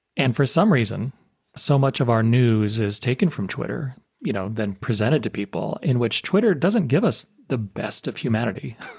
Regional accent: United States; being American

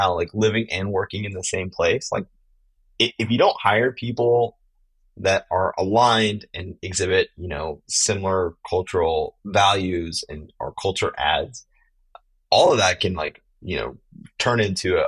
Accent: Southern California, United States; moved away as an adult; also born or lived in Long Beach / Chicago / San Francisco Bay Area / Texas; now in Tennessee, United States; I was born in Long Beach. I spent some time in Chicago as a kid. I grew up middle school, high school in Southern California

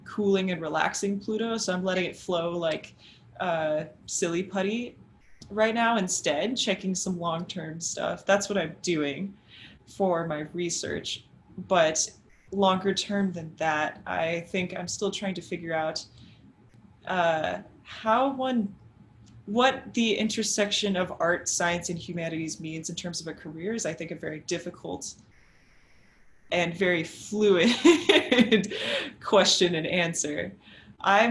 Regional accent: South Texas, United States; As an American growing up in South Texas, near the Johnson Space Center

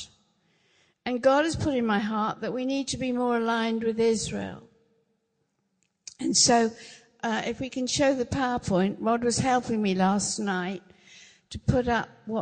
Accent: England, United Kingdom; We don't always, as English people, understand covenant. We don't. We don't really grow up with that.

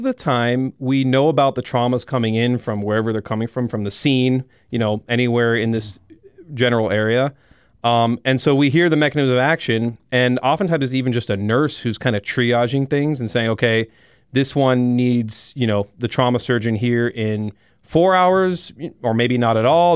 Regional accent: South Florida, United States; moved away as an adult; also born or lived in Iowa City, Iowa; now in Rapid City, United States; I'm originally from South Florida

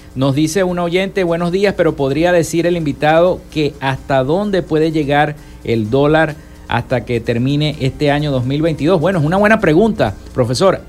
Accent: Zulia, Venezuela; nuestro país, nuestra Venezuela y nuestro estado Zulia

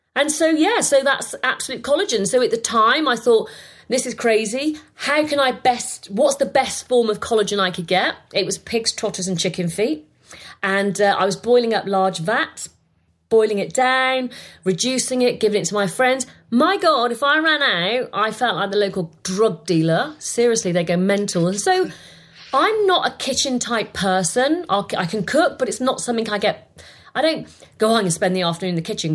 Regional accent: Bath, South West England, United Kingdom; I was born in England. I was born in Bath and I was born in a council estate

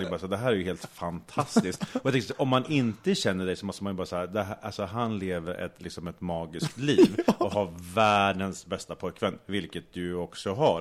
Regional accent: Sweden; also born or lived in Australia; hemma i Sverige så jobbar jag

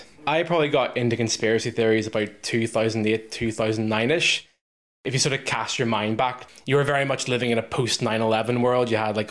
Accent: Northern Ireland, United Kingdom; born or raised there

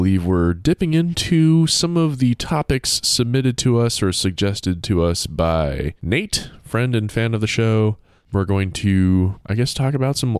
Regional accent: Bloomsburg, Pennsylvania, United States; born there; I was born in Pennsylvania, believe it or not.

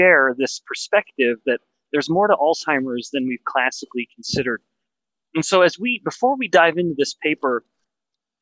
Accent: Western Canada, Canada; I'm from Western Canada

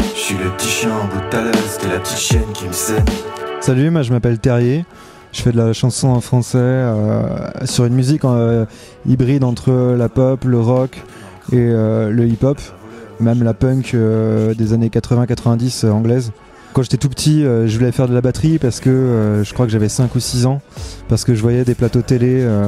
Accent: La Roche-sur-Yon, Pays de la Loire, France; j'ai grandi à La Roche-sur-Yon

